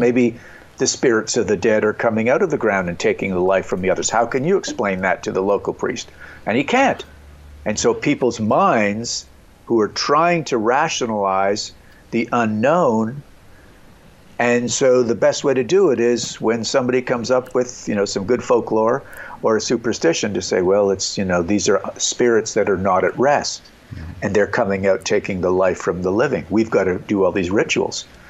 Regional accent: Montreal, Quebec, Canada; growing up in Montreal, Canada

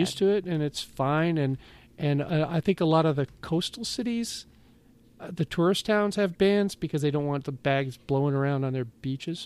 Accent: Seattle, Washington, United States; growing up in Seattle, you know, my mom smoked

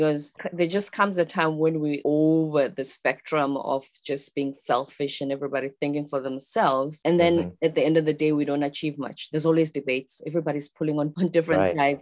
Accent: South Africa; I'm from South Africa.

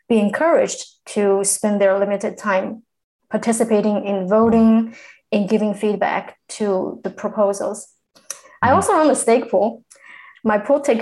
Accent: China; first language Chinese; English is a second language; now in United Kingdom; I am from China. I am currently located in the UK

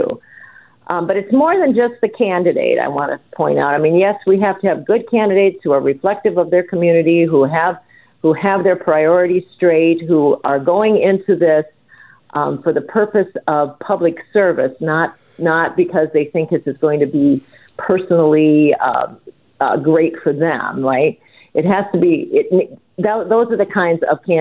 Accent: Northern Iowa, United States; when I was a kid growing up in Northern Iowa with a big family

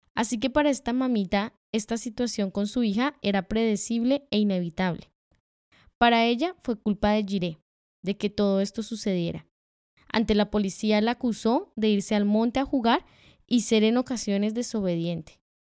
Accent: Colombia; Nosotras como colombianas

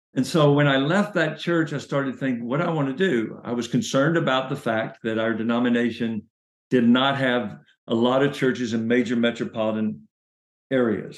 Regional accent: Chattanooga, Tennessee, United States; So I was born in Chattanooga, Tennessee

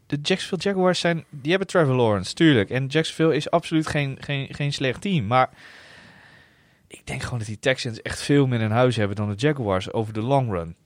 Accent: Netherlands; we uit Nederland kwamen

